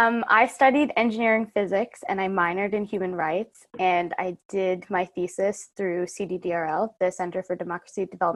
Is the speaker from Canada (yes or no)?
yes; Vancouver, British Columbia, Canada; I'm from Vancouver, Canada, where I am right now.